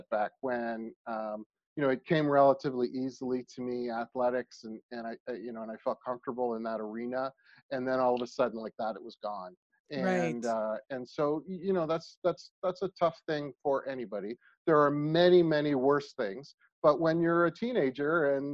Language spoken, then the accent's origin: English; Niles, Ohio, United States; also born or lived in Columbus, Ohio; I grew up in Niles, Ohio, near Youngstown